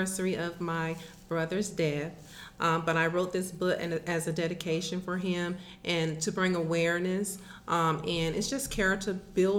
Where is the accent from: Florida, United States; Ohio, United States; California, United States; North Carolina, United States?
North Carolina, United States; I am from North Carolina